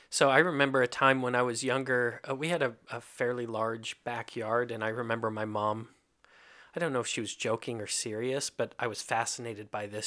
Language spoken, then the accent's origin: English; Kentucky, United States; moved away; also born or lived in Hungary; I grew up in Kentucky